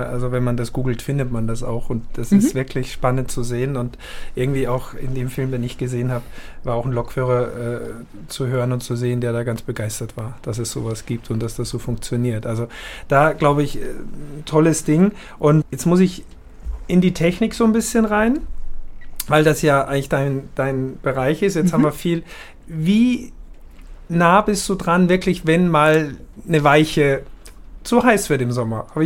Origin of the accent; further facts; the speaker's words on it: Austria; Ich als Österreicher, ich kann das nur nachempfinden